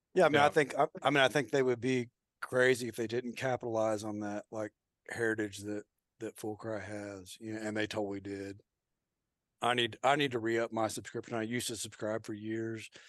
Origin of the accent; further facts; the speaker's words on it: Oklahoma, United States; I'm from Oklahoma